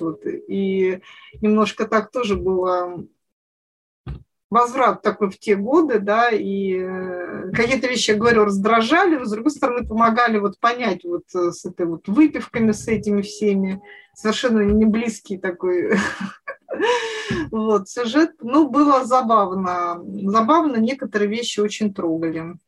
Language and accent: Russian; Siberia, Russia; я провела детство в Сибири